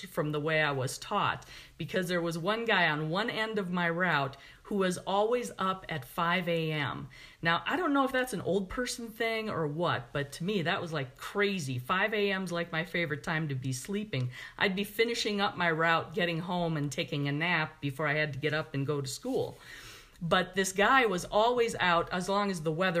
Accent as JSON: {"language": "English", "town": "Milwaukee", "region": "Wisconsin", "country": "United States", "tie": "born or raised there", "said": "I was growing up in Milwaukee"}